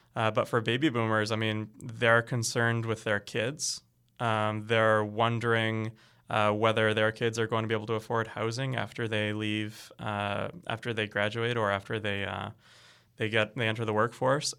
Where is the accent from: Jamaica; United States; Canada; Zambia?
Canada; I'm really proud of being Canadian